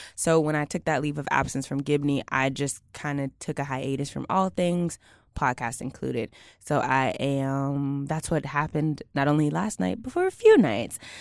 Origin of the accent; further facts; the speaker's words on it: Houston, Texas, United States; moved away; I'm from Houston